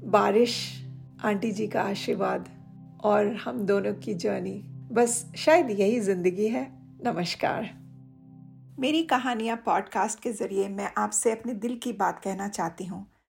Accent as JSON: {"language": "Hindi", "region": "Odisha", "country": "India", "moved": "as an adult", "lives_now": "United States", "said": "originally Orissa की निवासी हूँ तीस सालों से यूएस को मैंने अपना कर्म भूमि चुना है"}